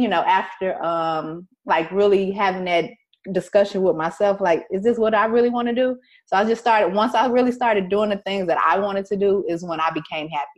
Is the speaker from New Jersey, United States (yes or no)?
no; Chicago, Illinois, United States; I am from Chicago